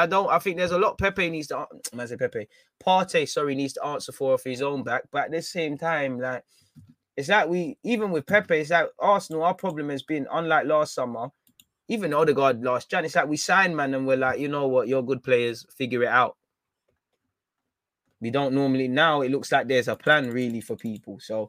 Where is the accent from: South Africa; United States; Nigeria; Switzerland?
South Africa; As a South African, I would have loved to have been at the Emirates at least once.